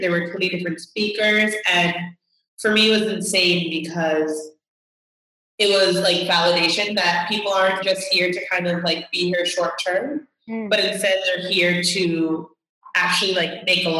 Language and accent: English; New York City, New York, United States; moved away as an adult; now in Javea, Spain; So I'm originally from Brooklyn. So it's interesting because like I'm from Brooklyn and that's where I live and that's where the majority of my family is.